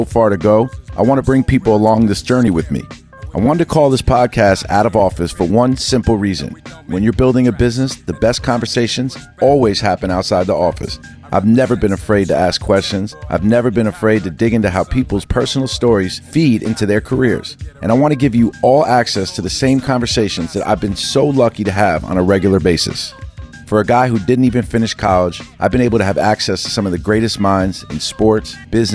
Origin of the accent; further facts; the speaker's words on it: New York City, New York, United States; Growing up in New York City, I was obsessed with the sports world